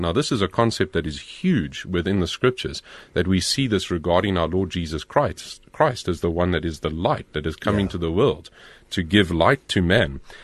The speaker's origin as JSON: {"language": "English", "town": "Pretoria", "region": "Gauteng", "country": "South Africa", "tie": "born or raised there", "said": "I grew up in Pretoria"}